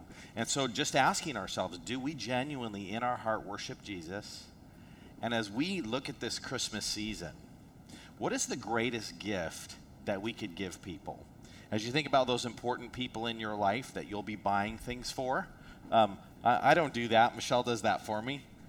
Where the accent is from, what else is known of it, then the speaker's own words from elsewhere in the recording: South Africa; moved away; I'm from South Africa.